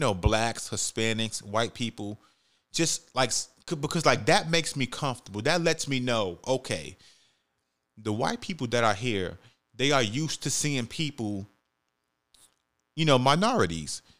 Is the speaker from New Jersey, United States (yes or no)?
no; New York City, New York, United States; moved away; I'm from the Bronx, New York. I was born and raised